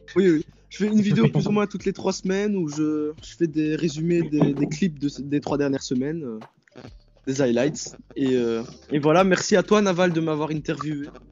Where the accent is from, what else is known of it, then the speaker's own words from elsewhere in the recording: Belgium; j'ai 15 ans et je viens de Belgique